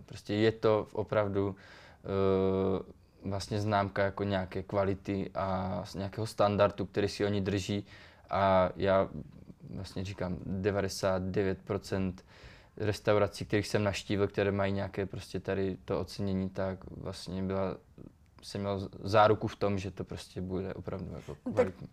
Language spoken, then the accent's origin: Czech; Czechia; moved away; tam u nás v Beskydech, já pocházím z Beskyd